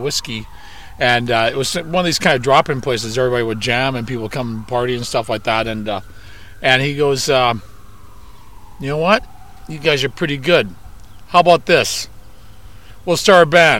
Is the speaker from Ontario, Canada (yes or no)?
no; Vancouver, British Columbia, Canada; we're from Vancouver, Canada